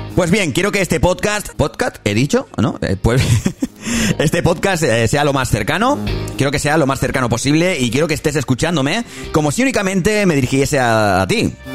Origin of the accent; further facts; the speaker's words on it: Barcelona, Catalonia, Spain; soy de Barcelona